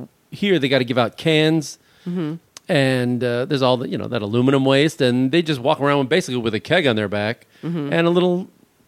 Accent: United States

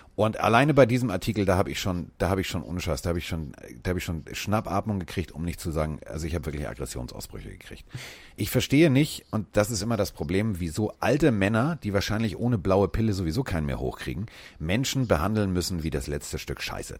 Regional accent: Hamburg, Germany; ich komme aus Hamburg

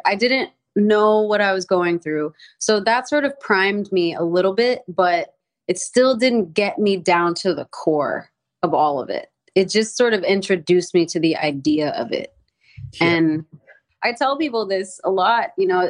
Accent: the South, United States; I grew up in the South

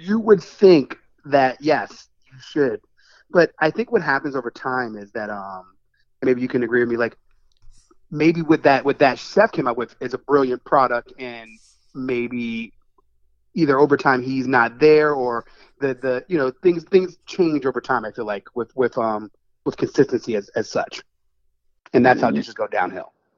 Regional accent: New York City, New York, United States; moved away; also born or lived in Washington D.C. area; I was born in the Bronx

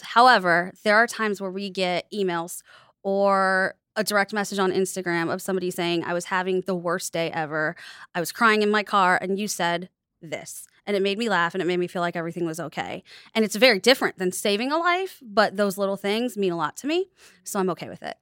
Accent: United States; I grew up in the United States

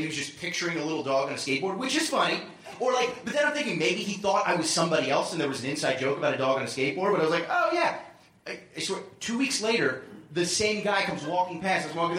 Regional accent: Philadelphia, Pennsylvania, United States; I grew up in Philadelphia.

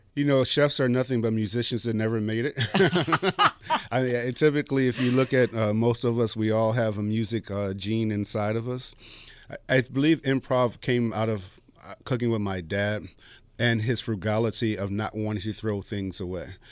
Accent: Chicago, Illinois, United States; I'm from the south side of Chicago

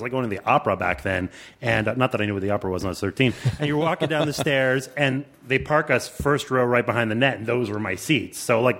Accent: Montreal, Quebec, Canada; That doesn't really explain me because I grew up in Montreal and there was a baseball team there

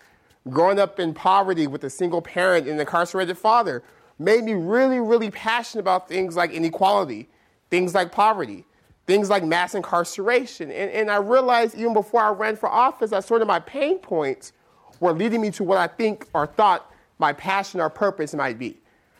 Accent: Stockton, California, United States; one day I'm going to support people in Stockton because Stockton is my hometown, it's my community, and it's the place in need of good governance.

